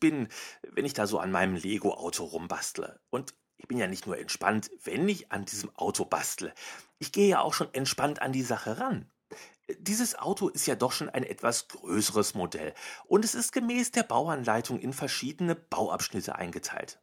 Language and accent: German; North Rhine-Westphalia, Germany; Ich komme aus Nordrhein-Westfalen. Hier ist der Pott.